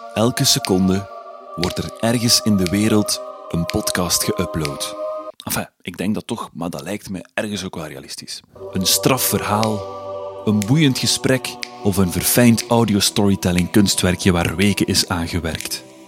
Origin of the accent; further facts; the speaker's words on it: Flanders, Belgium; now in Brussels, Belgium; Ik ben een Vlaming in Brussel